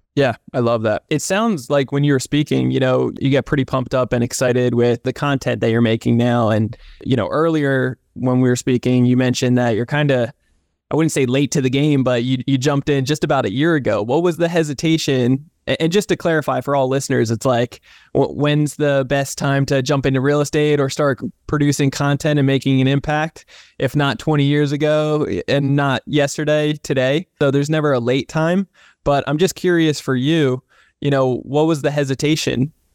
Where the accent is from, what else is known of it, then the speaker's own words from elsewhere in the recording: New Jersey, United States; also born or lived in Southern California; now in California, United States; I'm from New Jersey originally